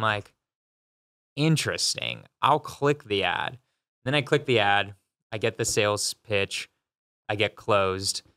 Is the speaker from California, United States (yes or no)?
yes; California, United States; moved away as an adult; also born or lived in San Francisco; now in Denver, United States; So I'm from California. I moved to Denver a year ago